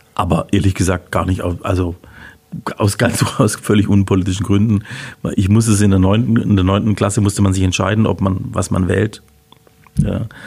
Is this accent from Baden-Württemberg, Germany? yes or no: yes; Heilbronn, Baden-Württemberg, Germany; also born or lived in Würzburg / Augsburg / Freiburg / Lausanne; bin geboren auf der Schanz. Wer Heilbronn gut kennt, weiß, kennt oben die Schanz natürlich so als ein Neubaugebiet damals in den, in den sechziger Jahren